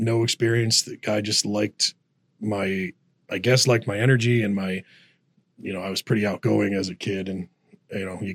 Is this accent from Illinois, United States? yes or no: yes; Rolling Meadows, Illinois, United States; I grew up in Rolling Meadows where Rep's Place is